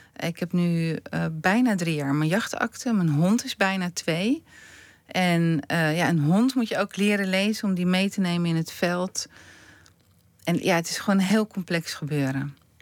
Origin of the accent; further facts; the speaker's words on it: Stompetoren, North Holland, Netherlands; ik ben opgegroeid in Stompetoren en mijn moeder komt uit Drenthe